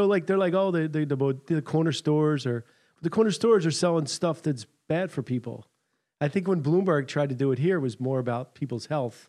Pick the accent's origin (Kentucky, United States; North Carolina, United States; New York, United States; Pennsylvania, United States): Pennsylvania, United States; Philadelphia; I'm from Philly.